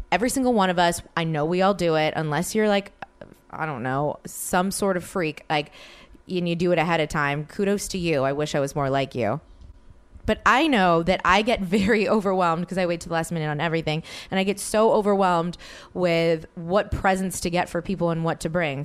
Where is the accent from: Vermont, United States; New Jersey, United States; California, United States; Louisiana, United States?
Louisiana, United States; New Orleans; moved away as an adult; now in Los Angeles, United States; New Orleans, my hometown